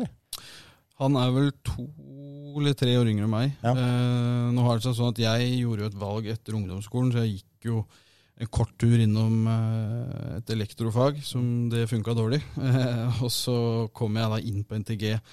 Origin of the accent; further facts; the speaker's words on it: Asker, Akershus, Norway; moved away as an adult; also born or lived in Kongsvinger; now in Halden, Norway; Jeg er uh, født og oppvokst i Asker